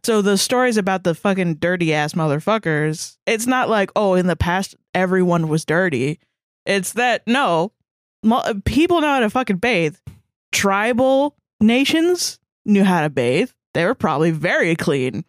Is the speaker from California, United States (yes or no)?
no; Georgia, United States; I grew up in Georgia